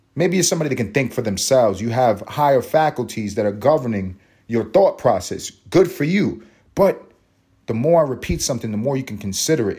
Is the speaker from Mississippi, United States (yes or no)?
no; New York City, New York, United States; I grew up in East Harlem. I'm from New York City. I'm a New Yorican through and through